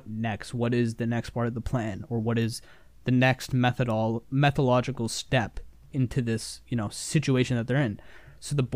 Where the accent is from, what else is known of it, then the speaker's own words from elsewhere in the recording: Canada; we're Canadian.